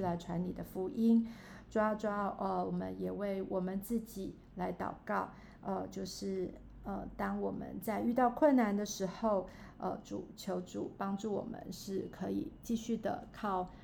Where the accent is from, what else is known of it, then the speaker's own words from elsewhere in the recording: Taiwan; 我们是身为台湾人